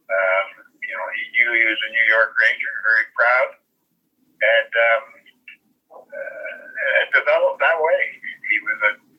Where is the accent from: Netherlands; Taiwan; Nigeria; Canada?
Canada; Oakville; I was born and raised in Oakville here